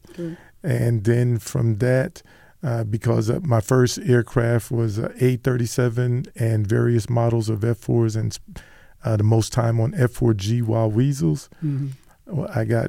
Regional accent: New York City, New York, United States; moved away as an adult; now in Las Vegas, United States; During the Great Migration, my mom moved to New York. I grew up in New York, Brooklyn, Bed-Stuy to be exact

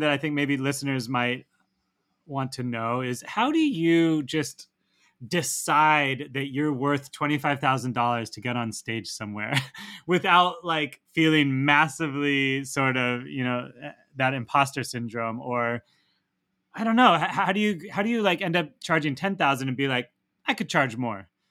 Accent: Santa Barbara, California, United States; I am from Santa Barbara, California

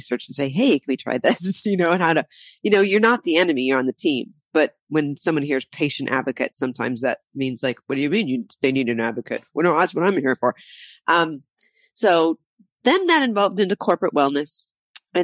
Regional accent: Ohio, United States; moved away as an adult; also born or lived in Michigan / Las Cruces, New Mexico; I grew up in Ohio

